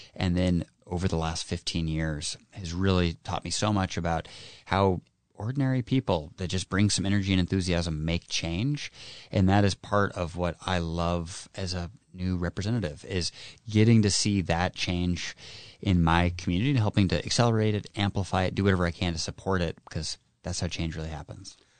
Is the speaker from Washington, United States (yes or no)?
yes; Kitsap, Washington, United States; born and raised in Kitsap, a hardworking public service family